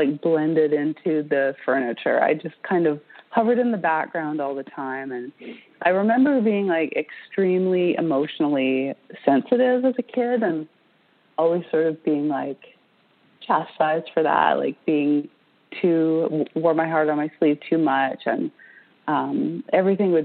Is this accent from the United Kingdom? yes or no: no; British Columbia, Canada; I grew up in British Columbia on the west coast of Canada.